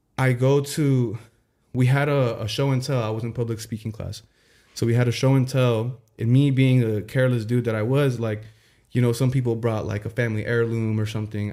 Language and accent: English; Santa Ana, California, United States; also born or lived in Tustin; growing up in Santa Ana